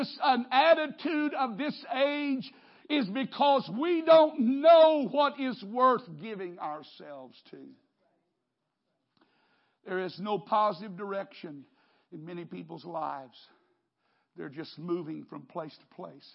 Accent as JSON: {"language": "English", "country": "United States", "said": "I'm an American"}